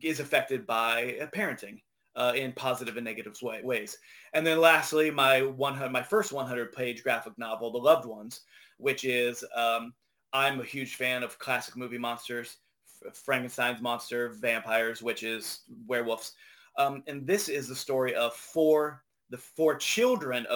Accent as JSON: {"language": "English", "region": "Ohio", "country": "United States", "tie": "born or raised there", "said": "I grew up in Ohio"}